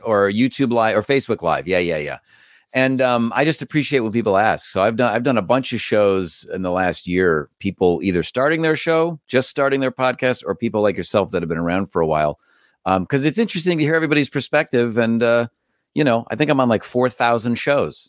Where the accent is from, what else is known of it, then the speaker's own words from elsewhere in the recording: Cleveland, Ohio, United States; moved away; I grew up in Cleveland.